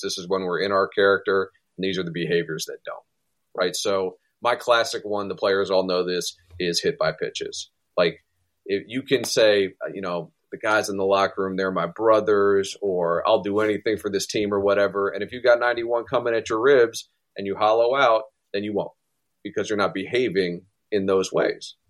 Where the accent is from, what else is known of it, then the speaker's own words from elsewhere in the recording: Maryland, United States; my home state